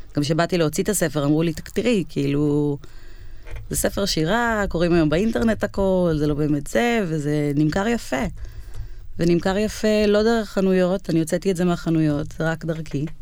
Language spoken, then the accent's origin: Hebrew; United States; now in Israel; אני במקור, כאילו, מארצות הברית, נולדתי בארצות הברית